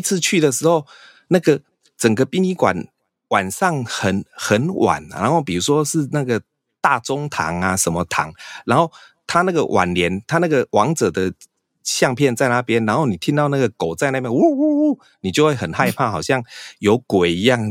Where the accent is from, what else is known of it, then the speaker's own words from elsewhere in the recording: southern Taiwan, Taiwan; 我们哦。南部这边的习俗就是，你如果怀孕，你是不能用那个B胎，你就是要用雨伞